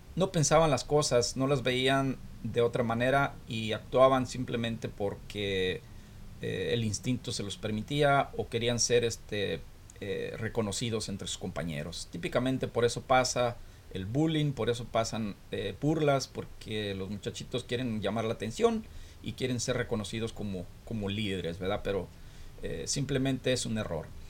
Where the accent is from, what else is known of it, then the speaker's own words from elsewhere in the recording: Florencia, Zacatecas, Mexico; moved away as an adult; also born or lived in Guadalajara / La Loma; now in United States; yo nací eh, ahí en Florencia, desde niño